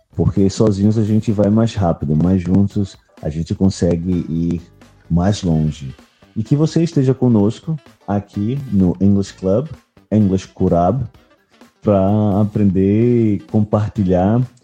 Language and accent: Portuguese; Recife, Pernambuco, Brazil; sou de Recife, Pernambuco, Brasil